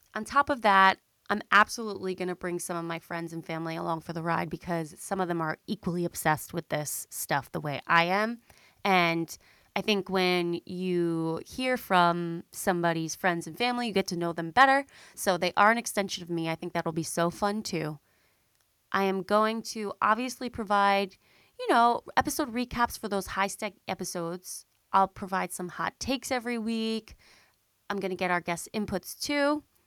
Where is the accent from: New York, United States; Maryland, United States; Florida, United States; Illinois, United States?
New York, United States; Long Island; also born or lived in Boston / Manhattan; I am a Long Island girly, okay? I grew up on Long Island